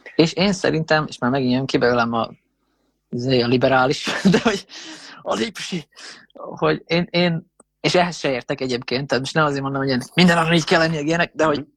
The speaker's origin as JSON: {"language": "Hungarian", "country": "Hungary"}